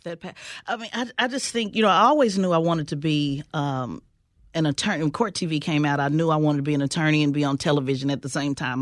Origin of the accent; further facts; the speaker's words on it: Oklahoma City, Oklahoma, United States; growing up in Oklahoma City, uh, which is a part of the Bible Belt